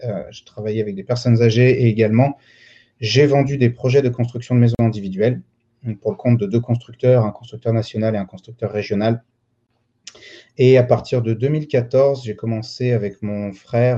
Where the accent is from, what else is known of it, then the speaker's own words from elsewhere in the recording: Lyon, Auvergne-Rhône-Alpes, France; Je, suis né, j'ai grandi à Lyon